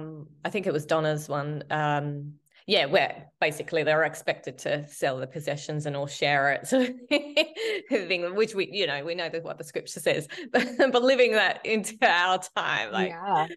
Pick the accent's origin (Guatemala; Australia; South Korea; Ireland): Australia; we're from Australia